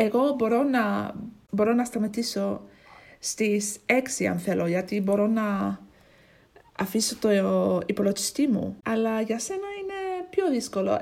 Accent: Ipswich, East of England, United Kingdom; Greek is a second language; now in Braintree, United Kingdom; μένω στο Braintree στην αγγλια Αλλά είμαι από, την, είμαι από το Ipswich

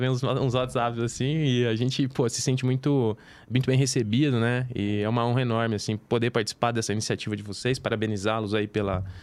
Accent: São Joaquim da Barra, São Paulo, Brazil; moved away as an adult; sou do interior de São Paulo, né?

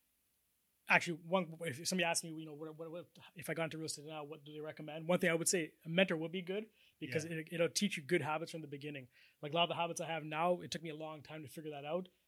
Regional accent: Toronto, Ontario, Canada; now in Ajax, Canada; Born and raised in Scarborough

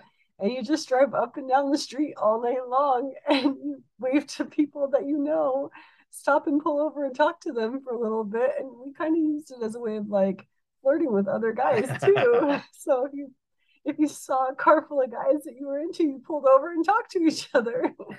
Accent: Provo, Utah, United States; born there; Okay, so I was born in Provo, Utah. And my first 5 years were in Provo, Orem area.

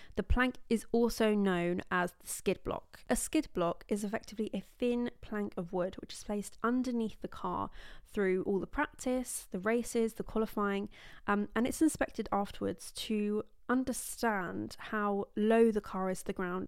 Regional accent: England, United Kingdom; I'm from England in the U K

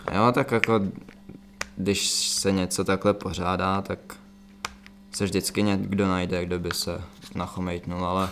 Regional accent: Czechia; tady u nás v Čechách

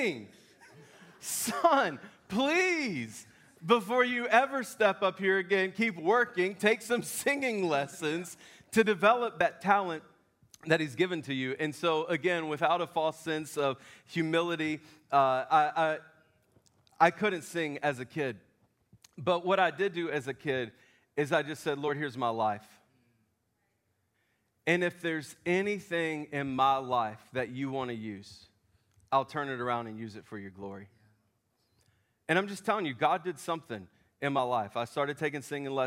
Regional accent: Memphis, Tennessee, United States; I'm from Memphis.

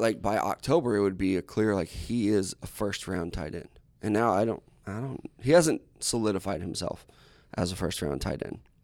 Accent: Midwest, United States; I was raised in the Midwest.

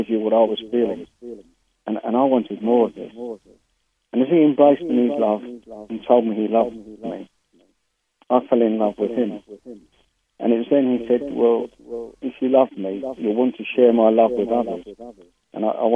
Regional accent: London, United Kingdom; I come from London, and I was brought up in a Catholic family

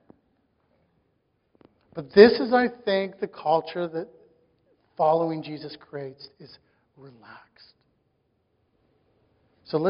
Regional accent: Saskatchewan, Canada; I grew up in Saskatchewan

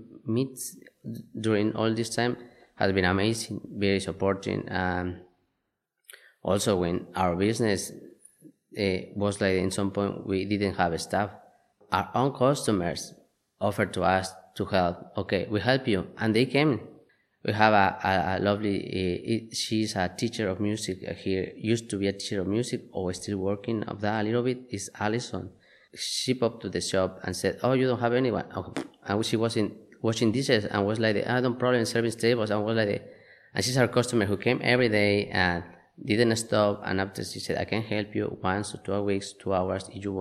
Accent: Mexico; moved away as an adult; now in Inverness, United Kingdom; I am from Mexico

